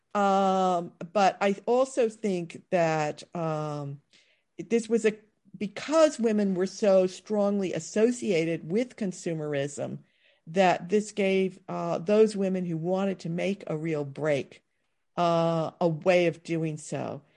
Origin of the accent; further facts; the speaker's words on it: East Coast, United States; as an American who had experienced modern architecture, on the east coast of the United States, largely as post-war building